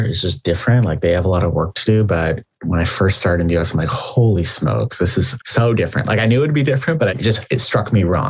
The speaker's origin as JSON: {"language": "English", "country": "Canada", "moved": "yes", "lives_now": "United States", "said": "being a Canadian"}